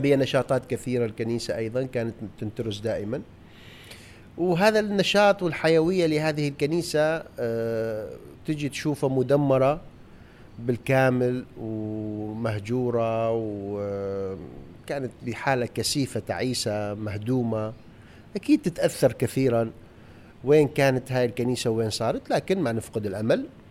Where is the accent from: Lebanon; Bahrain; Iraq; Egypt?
Iraq; Mosul, Nineveh; أنا من الموصل ولادتي موصل